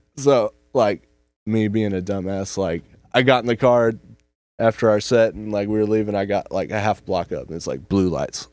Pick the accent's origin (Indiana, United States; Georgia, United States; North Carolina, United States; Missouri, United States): North Carolina, United States; Emerald Isle; born or raised there; also born or lived in Elkin, North Carolina